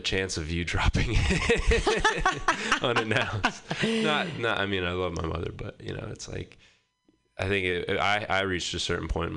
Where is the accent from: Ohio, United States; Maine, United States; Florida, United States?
Maine, United States; Boothbay; moved away as an adult; now in Portland, United States; I grew up in Maine in a town called Booth Bay, a pretty small town